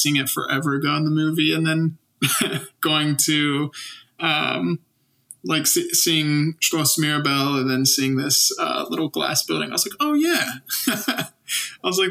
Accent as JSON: {"language": "English", "country": "United States", "said": "as an American"}